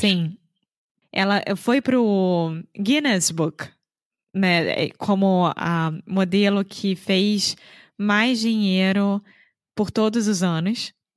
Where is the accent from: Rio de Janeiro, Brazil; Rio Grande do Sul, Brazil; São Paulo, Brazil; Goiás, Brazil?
Rio de Janeiro, Brazil; now in Viana do Castelo, Portugal; Eu sou brasileira, carioca do Rio de Janeiro